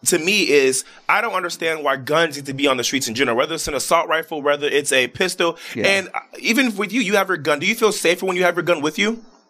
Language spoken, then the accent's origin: English; Chicago, Illinois, United States; Yeah, I'm from Chicago